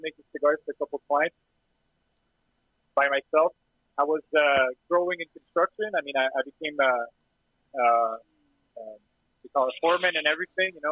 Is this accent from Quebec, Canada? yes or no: yes; Montreal, Quebec, Canada; I'm from Montreal. I'm not a Torontonian.